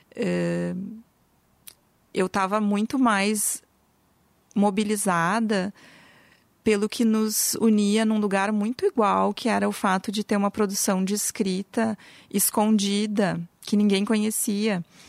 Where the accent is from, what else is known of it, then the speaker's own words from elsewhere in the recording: Brazil; now in Porto Alegre, Brazil; nossa história como brasileiros